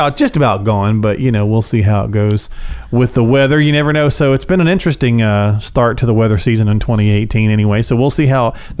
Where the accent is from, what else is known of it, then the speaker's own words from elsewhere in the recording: Michigan, United States; moved away; I grew up in Michigan where it's cold a lot